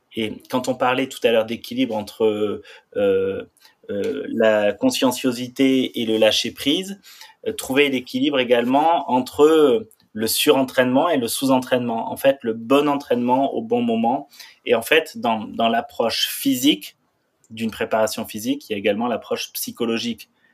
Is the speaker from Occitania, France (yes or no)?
yes; Saint-Lary-Soulan, Occitania, France; j'ai grandi à Saint-Lary-Soulan, c'est une station de ski dans les Pyrénées